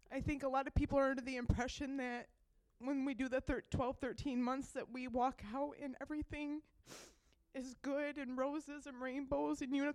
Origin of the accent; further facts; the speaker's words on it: Nashville, Michigan, United States; I'm 36 from Nashville, Michigan.